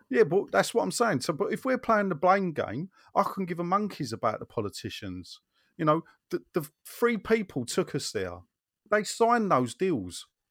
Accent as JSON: {"language": "English", "region": "London", "country": "United Kingdom", "tie": "born or raised there", "moved": "as an adult", "said": "I know I don't live in Newham, but I'm a Newham boy, born and brought up, and I lived there for thirty-five years"}